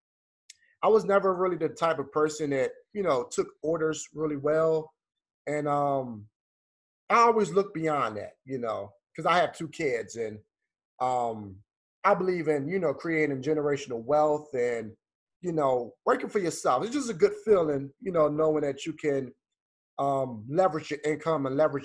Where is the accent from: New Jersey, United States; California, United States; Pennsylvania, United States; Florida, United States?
Pennsylvania, United States; Philadelphia; now in Atlanta, United States; I grew up in Philadelphia, moved to Atlanta.